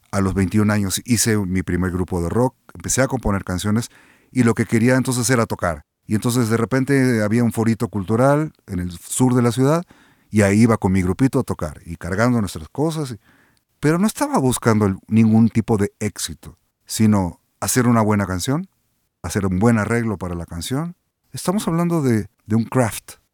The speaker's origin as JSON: {"language": "Spanish", "region": "Mexico City", "country": "Mexico", "also_born_or_lived": "Buenos Aires", "said": "regresé a México de DF, dormí, al día siguiente salí a la calle y dije, me cago en la puta madre, soy de aquí"}